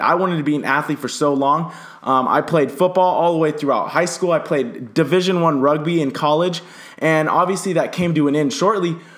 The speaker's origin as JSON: {"language": "English", "region": "Southern California", "country": "United States", "moved": "yes", "lives_now": "Phoenix, United States", "said": "I'm from Southern California. I currently live in Phoenix, Arizona."}